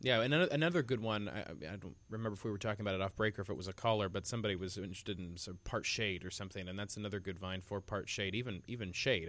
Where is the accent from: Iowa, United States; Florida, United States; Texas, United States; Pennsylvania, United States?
Iowa, United States; Bedford; my hometown of Bedford, Iowa